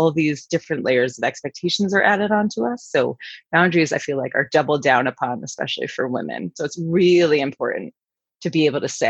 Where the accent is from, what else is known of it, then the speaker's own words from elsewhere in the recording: New York City, New York, United States; moved away; I'm from New York City originally.